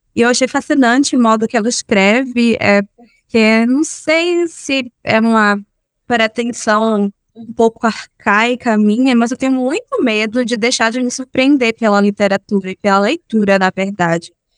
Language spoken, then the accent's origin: Portuguese; Amélia Rodrigues, Bahia, Brazil; also born or lived in Salvador, Bahia; eu cresci em Amélia Rodrigues